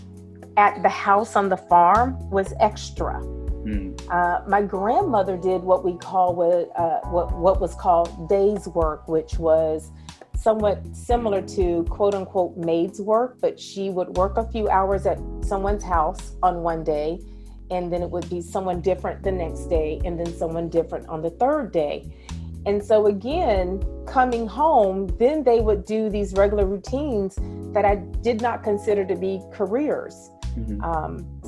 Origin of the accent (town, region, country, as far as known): Capitola, Florida, United States; born or raised there; also born or lived in Tallahassee, Florida